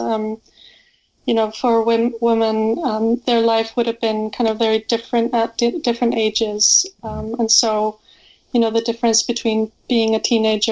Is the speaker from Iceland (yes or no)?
yes; Iceland; I'm from Iceland, and in Iceland you hear about Vikings growing up, and you have to read Viking literature or sagas and poetry in school.